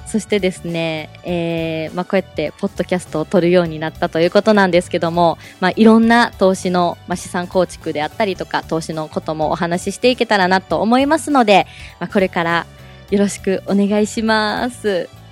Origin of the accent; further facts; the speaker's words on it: Osaka, Japan; 私はですね、大阪生まれ、大阪育ちなんですけども